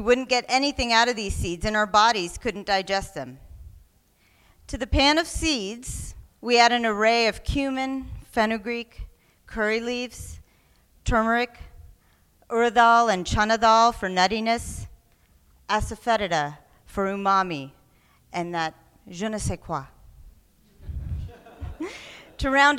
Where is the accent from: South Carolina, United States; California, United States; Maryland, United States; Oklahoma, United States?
Oklahoma, United States; I was born ambiguously brown in the Great Plains of Oklahoma